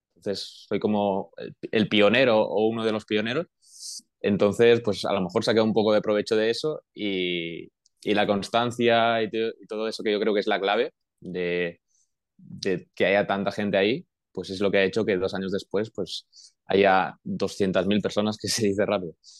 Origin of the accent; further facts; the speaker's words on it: Manresa, Catalonia, Spain; moved away as an adult; now in Portugal; soy de Manresa, que en Manresa hay mucha afición eh, de baloncesto